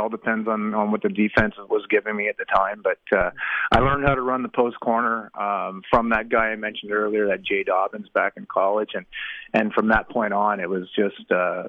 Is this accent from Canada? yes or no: yes; Canada; also born or lived in United States; I was born, raised in Canada, did everything I spent 4 years in the States going to school